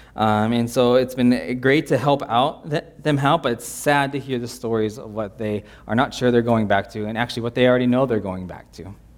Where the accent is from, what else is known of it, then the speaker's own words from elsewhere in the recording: United States; an American